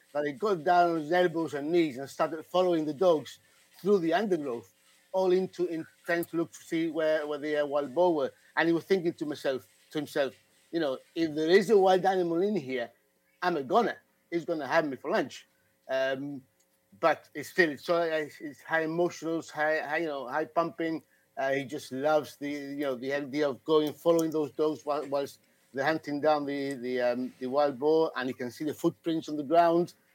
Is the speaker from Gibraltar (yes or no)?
yes; Gibraltar; I'm British actually, uh, from down down under South Spain, from Gibraltar